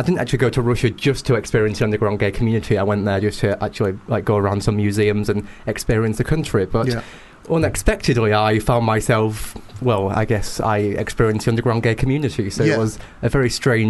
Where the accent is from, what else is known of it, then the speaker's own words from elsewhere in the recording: United Kingdom; accent: British; my British accent